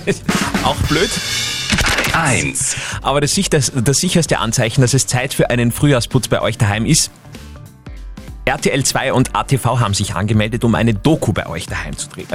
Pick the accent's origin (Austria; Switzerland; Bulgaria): Austria; Upper Austria; bei uns in Oberösterreich